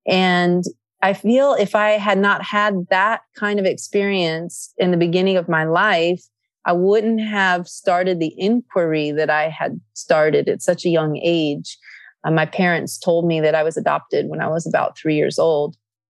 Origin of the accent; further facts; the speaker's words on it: Athens, Attica, Greece; English is a second language; I grew up in Greece. I was born in Athens, Greece